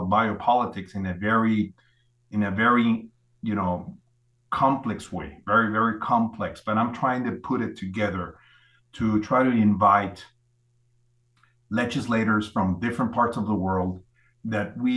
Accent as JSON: {"language": "English", "country": "Mexico", "tie": "born or raised there", "said": "I'm a Mexican doctor. I was born and raised in Mexico"}